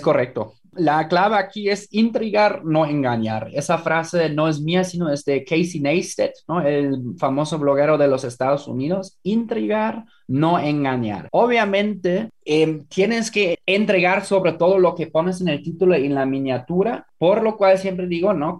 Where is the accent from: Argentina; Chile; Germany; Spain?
Germany; now in Mexico; En Alemania, por ejemplo, en mi país de origen